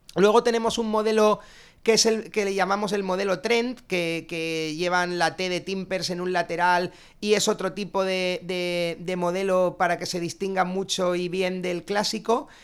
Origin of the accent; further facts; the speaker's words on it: Alicante, Valencian Community, Spain; los tres socios cofundadores somos alicantinos